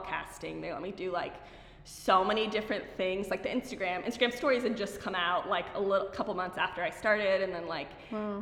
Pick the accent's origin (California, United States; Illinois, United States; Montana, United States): California, United States; Pasadena; i was born in here in la so i know so many people like are like from other places, but I was born here in Pasadena.